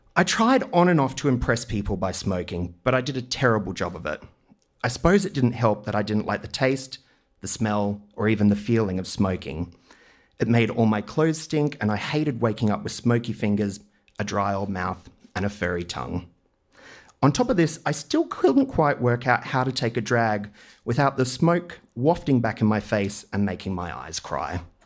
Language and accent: English; Maroochydore, Queensland, Australia; I grew up in Queensland's Sunshine Coast in the eighties.